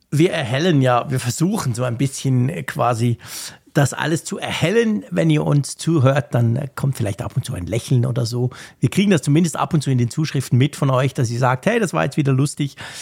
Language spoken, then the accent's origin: German; Switzerland; bei uns in der Schweiz